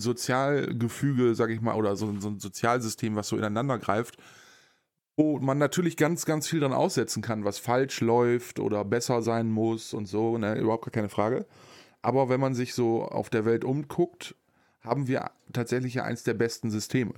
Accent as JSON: {"language": "German", "country": "Germany", "said": "bei uns in Deutschland"}